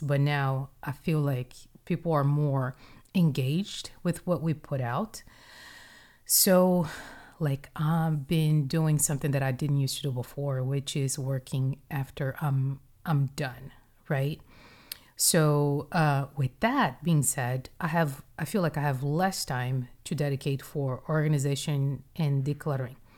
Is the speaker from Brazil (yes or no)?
yes; Brazil; moved away; my upbringing in Brazil, like, tell me about growing up in Brazil.